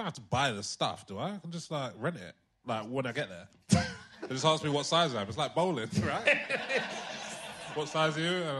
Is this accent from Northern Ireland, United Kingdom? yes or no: no; London, United Kingdom; East Ham, born and bred.